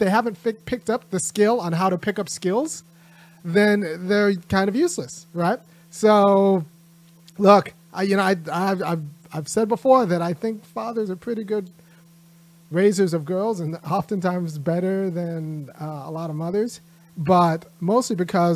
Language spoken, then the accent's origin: English; California, United States; I'm from California